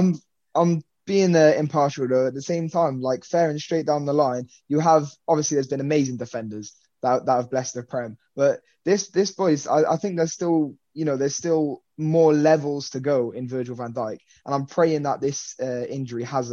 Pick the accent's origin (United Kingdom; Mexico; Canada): United Kingdom; I'm British